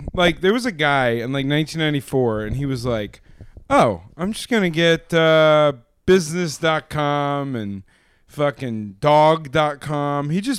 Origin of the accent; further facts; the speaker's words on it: United Kingdom; I'm British.